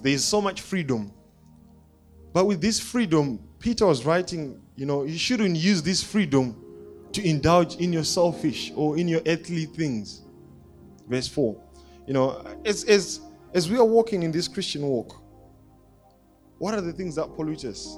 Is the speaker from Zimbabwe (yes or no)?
yes; Zimbabwe; I grew up in Zimbabwe